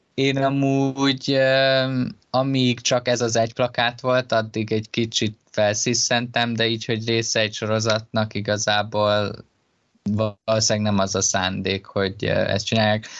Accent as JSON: {"language": "Hungarian", "country": "Hungary", "tie": "born or raised there", "said": "engem tönkretett, hogy Magyarországon nőttem fel"}